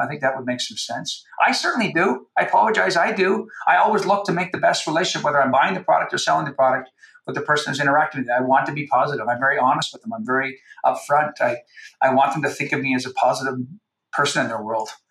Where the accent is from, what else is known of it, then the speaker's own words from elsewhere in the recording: Canada; I'm from Canada